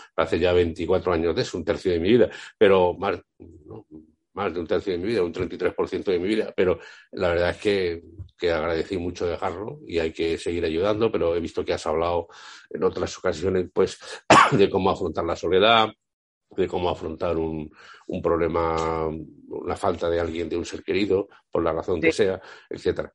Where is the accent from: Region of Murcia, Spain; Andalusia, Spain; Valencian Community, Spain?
Andalusia, Spain; Aljarafe, near Seville; also born or lived in Madrid; yo soy madrileño, allí vive mi madre ah, todavía y mi madre, y por lo tanto yo voy, aunque mis padres son andaluces y, toda mi vida la he vivido aquí